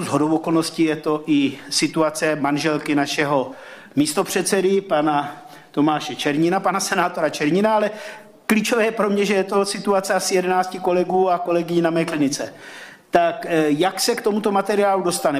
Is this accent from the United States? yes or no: no; Slovakia; moved away as an adult; now in Czech Republic; jsem Slovák, Nemám český občanský průkaz